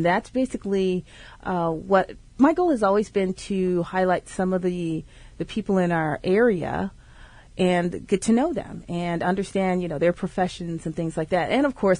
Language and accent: English; Aurora, Illinois, United States; moved away as an adult; also born or lived in Champaign-Urbana, Illinois / Austin, Texas / Europe / Silicon Valley, California; now in Maplewood/South Orange, New Jersey, United States; I'm originally from Illinois, right outside of Chicago, a town called Aurora, which is where I grew up.